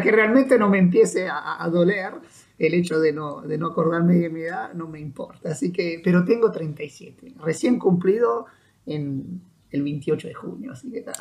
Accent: Italian-speaking Switzerland, Ticino, Switzerland; moved away as an adult; now in Uruguay; la parte italiana, donde yo, yo vivía y donde nací

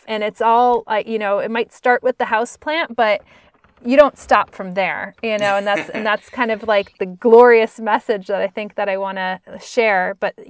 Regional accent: Northeast, United States; growing up in the Northeast, like, you never, I took for granted

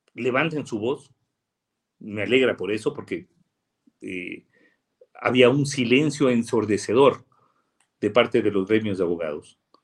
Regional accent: Riobamba, Chimborazo, Ecuador; yo soy de Chimborazo y soy de Riobamba

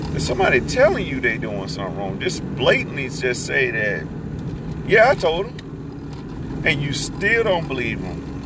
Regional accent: United States; I'm American

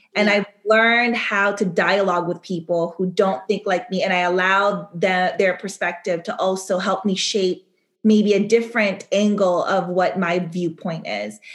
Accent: Sacramento, California, United States; moved away as an adult; now in Paris, France; at a young age growing up in Sacramento, California

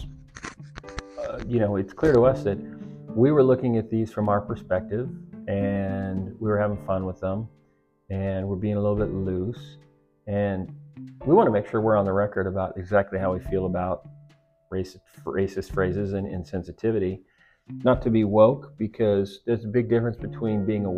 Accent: United States; what's nice about being an American is that... we're American

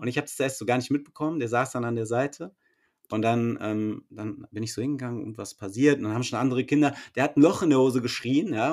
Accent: Frankfurt, Hesse, Germany; also ich komme ja aus Frankfurt

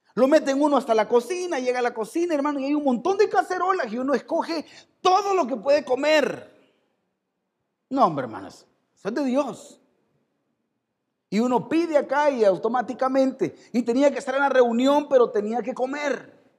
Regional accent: El Salvador; Somos salvadoreños

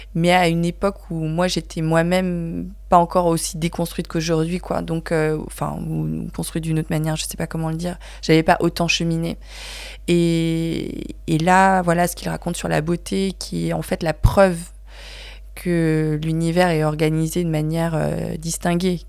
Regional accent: France; je suis née en France

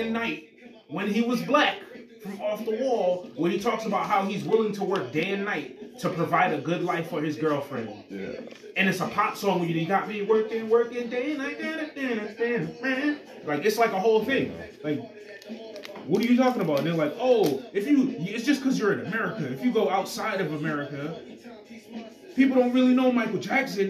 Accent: Jamaica; As a Jamaican

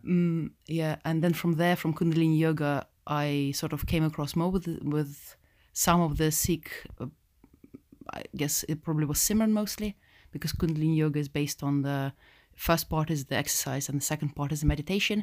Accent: Russia; also born or lived in Moscow; now in United Kingdom; I'm from, I'm from Russia, born, um, Russian, born. two Russian parents

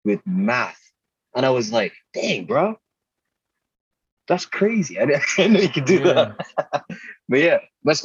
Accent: Port Harcourt, Rivers State, Nigeria; moved away; I grew up in Port Harcourt in Rivers State, Nigeria.

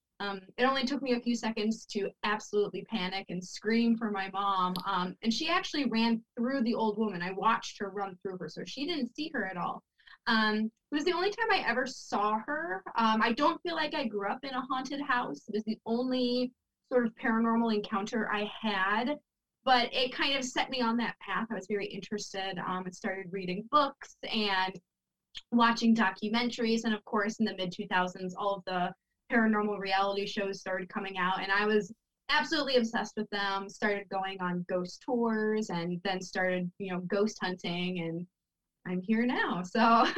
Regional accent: Buffalo, New York, United States; I'm from Buffalo, New York

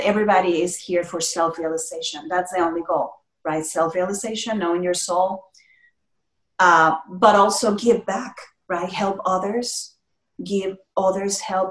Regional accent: Mexico; moved away; I'm from Mexico, and family is very valuable as in Latino cultures

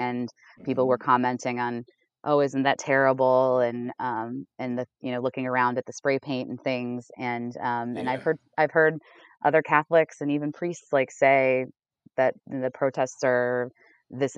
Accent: Ohio, United States; now in Richmond, United States; I'm from Ohio

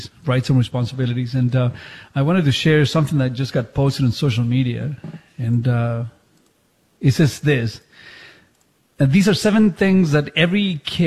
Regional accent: Chile; English is a second language; moved away; when I was growing up in Chile

